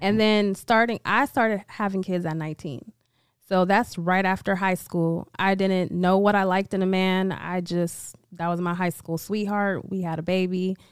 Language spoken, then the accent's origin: English; Vallejo, California, United States; I'm from Vallejo, California